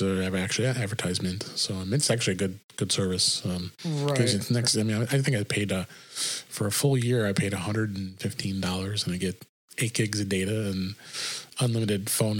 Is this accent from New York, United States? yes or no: no; Illinois, United States; my home state of Illinois